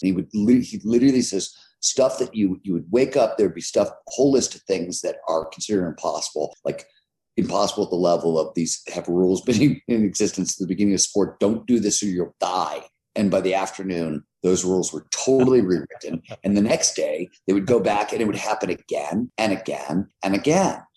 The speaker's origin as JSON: {"language": "English", "town": "Cleveland", "region": "Ohio", "country": "United States", "tie": "born or raised there", "said": "I grew up in Cleveland, Ohio in the 70s."}